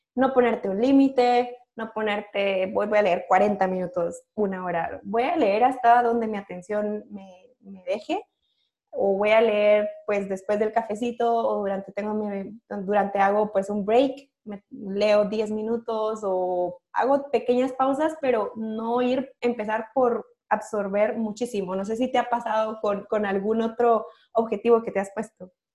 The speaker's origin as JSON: {"language": "Spanish", "country": "Guatemala", "said": "Yo siendo guatemalteca"}